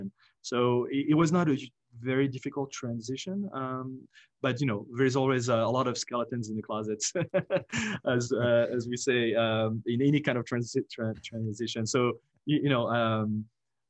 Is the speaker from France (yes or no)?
yes; France; English is a second language; moved away as an adult; also born or lived in Paris / United States; I grew up in France, went to business school in the US after college in Paris